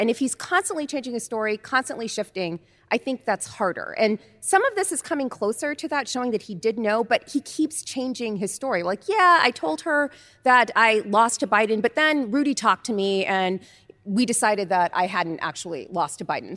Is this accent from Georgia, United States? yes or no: no; Oakland, California, United States; moved away; back in Oakland, back home